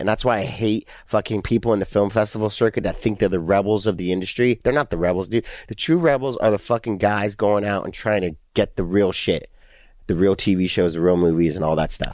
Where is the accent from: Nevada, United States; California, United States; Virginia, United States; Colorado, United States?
California, United States; Southern; born or raised there; also born or lived in England